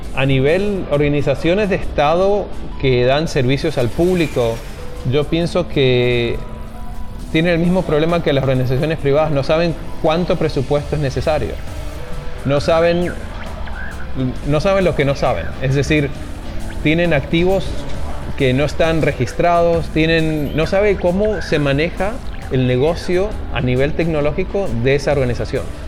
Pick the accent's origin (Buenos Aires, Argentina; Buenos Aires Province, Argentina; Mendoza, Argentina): Mendoza, Argentina; moved away as an adult; also born or lived in Maryland, United States; now in Seattle, United States; Originalmente yo soy de Mendoza, Argentina. Em, terminé la primaria y la secundaria allí